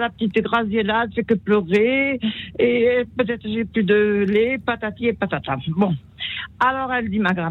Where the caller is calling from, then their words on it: Toulouse, Occitania, France; Bonsoir, je suis … de Toulouse.